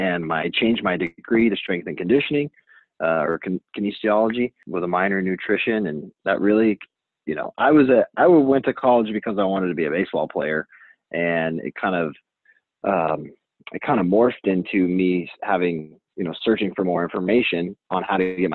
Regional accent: Fort Collins, Colorado, United States; also born or lived in Denver, Colorado; I am from Fort Collins, Colorado. I grew up there, went to high school there

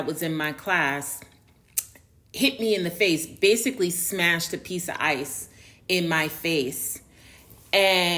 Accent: New York City, New York, United States; accent: Northerner; moved away as an adult; also born or lived in Harlem, New York; now in Atlanta, United States; I grew up in New York, I grew up in a very diverse neighborhood, best neighborhood in the world, Tribeca.

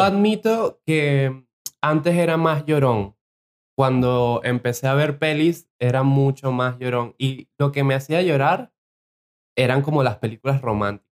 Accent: Venezuela; moved away; Vengo de Venezuela

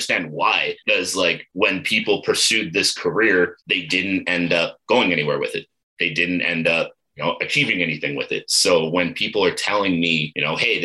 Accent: Ottawa, Ontario, Canada; moved away as an adult; also born or lived in Eastern Townships, Quebec; now in Calgary, Canada; I grew up in Ottawa

